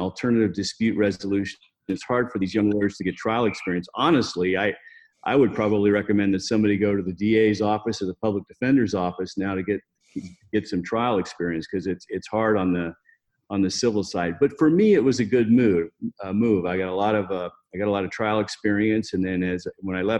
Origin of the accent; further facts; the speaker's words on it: Las Vegas, Nevada, United States; Well, I grew up here in Las Vegas. I wasn't born here, but I'm pretty close to being a native. Been here nearly my whole life.